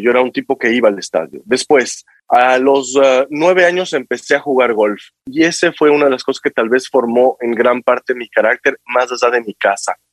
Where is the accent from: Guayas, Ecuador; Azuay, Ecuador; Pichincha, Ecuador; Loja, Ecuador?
Pichincha, Ecuador; Quito; moved away as an adult; nací en Quito, estudié en Quito hasta mm, todo mi colegio